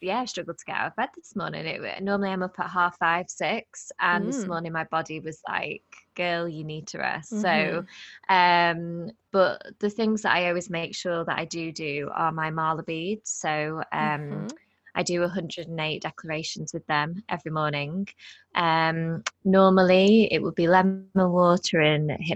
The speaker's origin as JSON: {"language": "English", "region": "England", "country": "United Kingdom", "tie": "born or raised there", "said": "born and bred in England"}